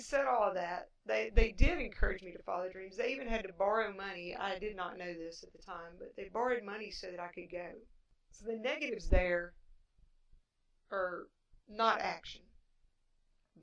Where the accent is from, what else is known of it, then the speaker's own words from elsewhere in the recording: Appalachia, United States; accent: Appalachian; I do have an Appalachian accent